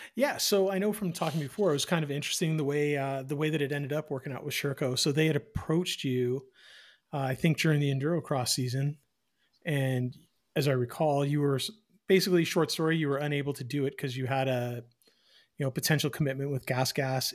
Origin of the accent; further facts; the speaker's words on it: Eastern Canada, Canada; moved away; I am from the East